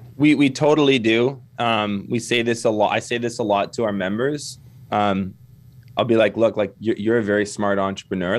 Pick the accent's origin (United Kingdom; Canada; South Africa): Canada; accent: Canadian; also born or lived in Kelowna, British Columbia; I'm Canadian. You can probably tell by the accent.